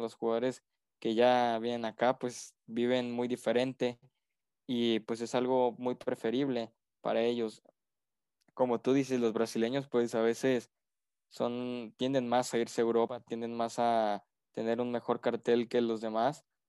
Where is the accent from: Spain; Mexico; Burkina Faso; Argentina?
Mexico